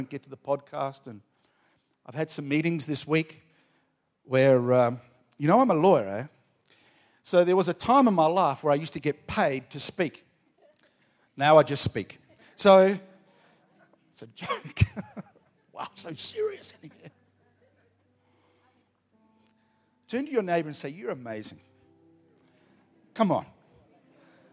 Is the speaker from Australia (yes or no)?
yes; Australia; I'm an Aussie.